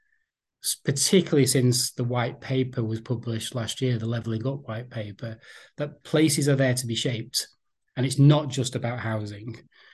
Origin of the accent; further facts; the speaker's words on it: Bury, North West England, United Kingdom; also born or lived in St Helens; now in Merseyside, United Kingdom; I grew up in an area of North Manchester. I often say I'm from Bury because the bit of North Manchester I'm from is technically in the borough of Bury.